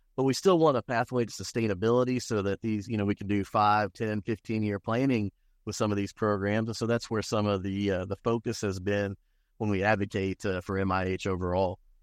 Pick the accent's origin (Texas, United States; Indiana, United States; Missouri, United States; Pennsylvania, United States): Indiana, United States; Indianapolis; also born or lived in Michigan City, Indiana / Lake County, Indiana / Bloomington, Indiana / Muncie, Indiana; now in Borden, United States; I grew up on the east side of Indianapolis